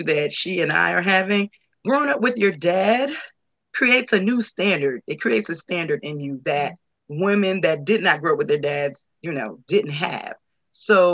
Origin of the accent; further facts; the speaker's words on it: Newark, New Jersey, United States; now in Atlanta, United States; I am formerly from Newark, New Jersey